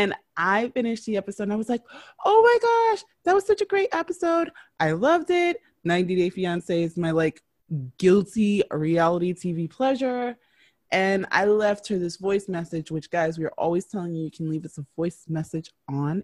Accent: New York City, New York, United States; I am from New York City.

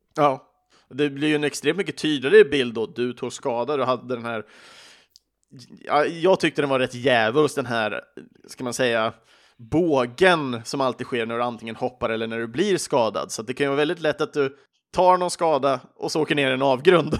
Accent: Sweden; i Sverige pratar vi inte så ofta på engelska med våra vänner

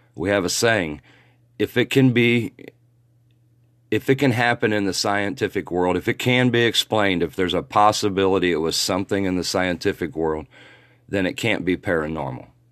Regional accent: Muncie, Indiana, United States; my hometown, Muncie, Indiana

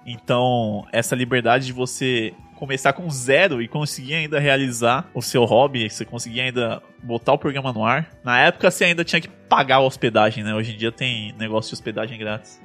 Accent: Guarulhos, São Paulo, Brazil; eu sou de Guarulhos e eu estudo ali em São Paulo

